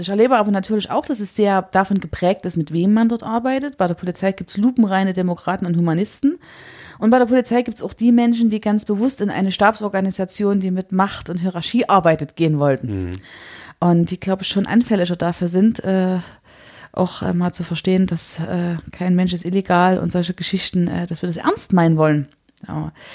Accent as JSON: {"language": "German", "town": "Chemnitz", "region": "Saxony", "country": "Germany", "said": "für uns als Chemnitzer"}